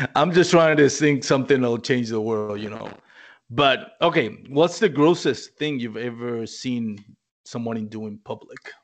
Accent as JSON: {"language": "English", "country": "Puerto Rico", "moved": "as an adult", "lives_now": "Texas, United States", "said": "We're not an English colony."}